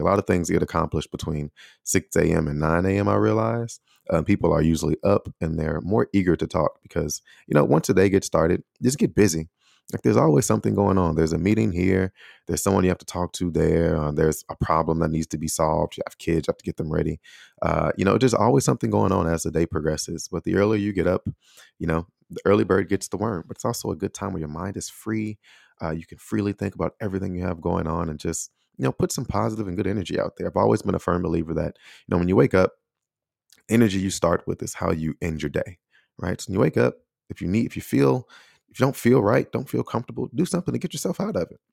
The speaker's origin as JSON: {"language": "English", "town": "Chicago", "region": "Illinois", "country": "United States", "tie": "born or raised there", "moved": "as an adult", "lives_now": "Taiwan", "said": "the city of Chicago, that's actually from the neighborhood or the surrounding area that I grew up in."}